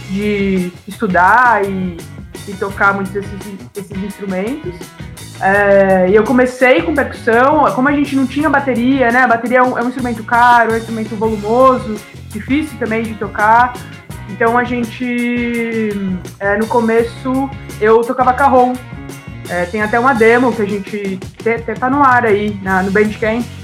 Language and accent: Portuguese; São Paulo, Brazil; moved away as an adult; now in Jundiaí, Brazil; a gente mora em Jundiaí já, aqui na região, é, há mais de 10 anos. Mas eu, eu, sou de São Paulo, mas eu moro aqui